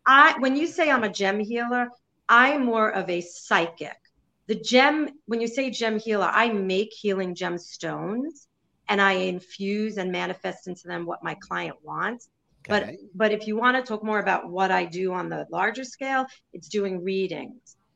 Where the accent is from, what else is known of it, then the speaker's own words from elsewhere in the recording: New York City, New York, United States; I'm Jewish from Brooklyn